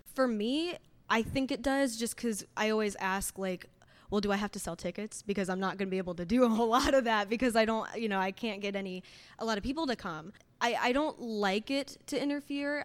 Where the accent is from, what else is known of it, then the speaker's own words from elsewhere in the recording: Fishers, Indiana, United States; I'm a singer-songwriter from Fishers, Indiana